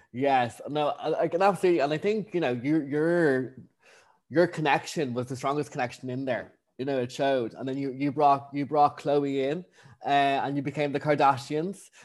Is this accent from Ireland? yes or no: yes; Ireland; accent: Irish; I'm too Irish